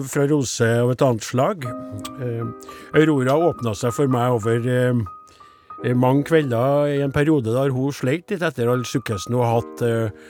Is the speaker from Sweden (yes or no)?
yes; Sweden; Norwegian is a second language; Jeg er svensk, men jeg henger ikke helt med her.